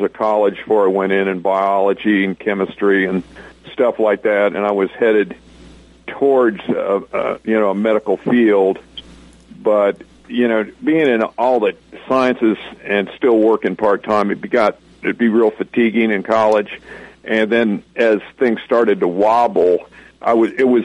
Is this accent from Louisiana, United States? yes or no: no; San Diego, California, United States; also born or lived in Chicago, Illinois; I left for San Diego, California, and became a little California boy